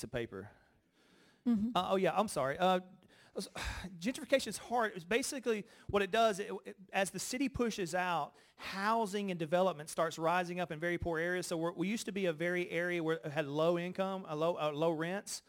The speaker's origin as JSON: {"language": "English", "region": "Alabama", "country": "United States", "tie": "born or raised there", "also_born_or_lived": "Los Angeles", "moved": "as an adult", "lives_now": "New York, United States", "said": "I grew up in Alabama"}